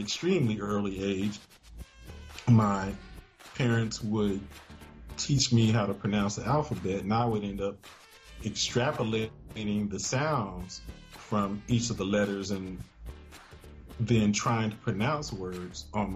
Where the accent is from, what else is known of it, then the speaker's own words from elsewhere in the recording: Chicago, Illinois, United States; I was born in Chicago, Illinois.